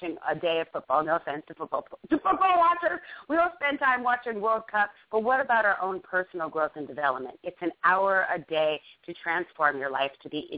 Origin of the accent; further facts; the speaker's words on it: Long Island, New York, United States; moved away; I'm from Long Island, New York